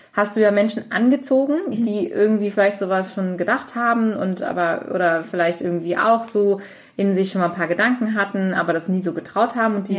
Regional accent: Cologne, North Rhine-Westphalia, Germany; ich bin auch in Köln aufgewachsen

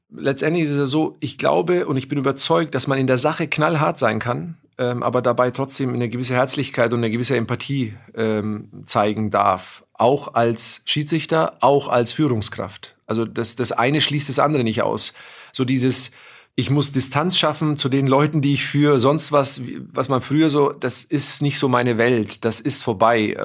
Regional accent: Germany; bei uns in Deutschland

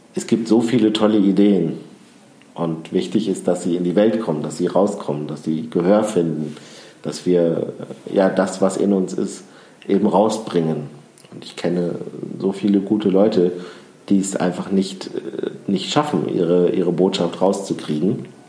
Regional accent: Düren, North Rhine-Westphalia, Germany; ich bin ja in Düren im Rheinland geboren

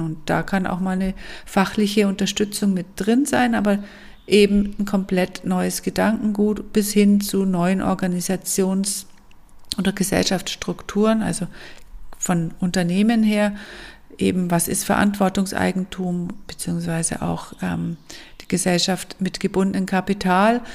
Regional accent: Allgäu, Bavaria, Germany; moved away as an adult; also born or lived in Munich / Fünfseenland; Geboren bin ich im Allgäu und aufgewachsen und ich bin dann mit 18 Jahren nach München zum Studieren

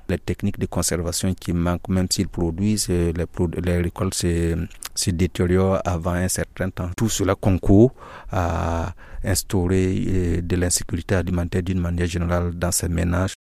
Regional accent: Burkina Faso; moved away as an adult; now in Mao, Chad; je viens du Burkina

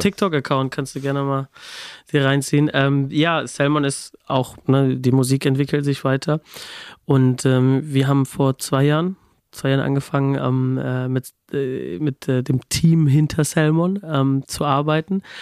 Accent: Babenhausen, Hesse, Germany; aus der Nähe von Aschaffenburg, also zwischen Aschaffenburg und Darmstadt, was wiederum so 20, 30 Minuten aus Frankfurt entfernt ist, in einem kleinen Ort namens Babenhausen.

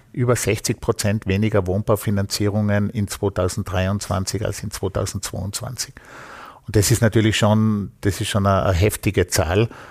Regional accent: Vorarlberg, Austria; bei uns in Vorarlberg

